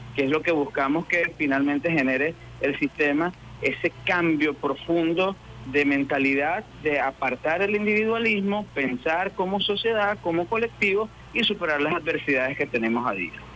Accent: Calabozo, Guárico, Venezuela; moved away as an adult; also born or lived in Caracas; a los 24 años regreso a mi pueblo de Calabozo a dirigir el núcleo en el que me formé

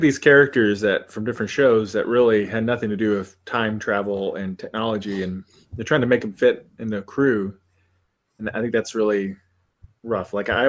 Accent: United States; as an American

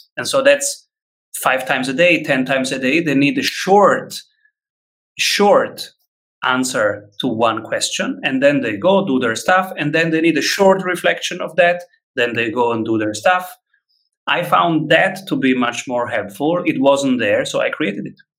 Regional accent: Rome, Lazio, Italy; moved away as an adult; now in Vienna, Austria; I am from Rome

